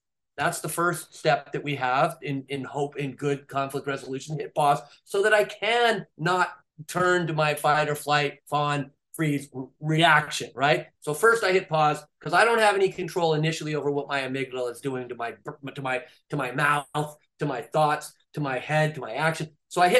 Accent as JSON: {"language": "English", "region": "California", "country": "United States", "said": "I'm from California."}